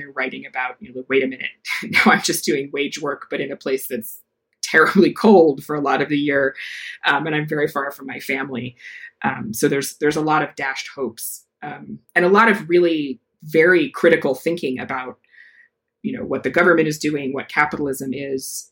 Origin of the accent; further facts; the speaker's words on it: Decorah, Iowa, United States; I grew up in Iowa as a in the middle of a capitalist democratic country.